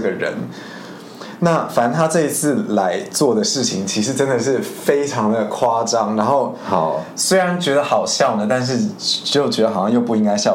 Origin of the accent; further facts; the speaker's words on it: Spain; moved away as an adult; now in Taiwan; 我虽然是在西班牙出生长大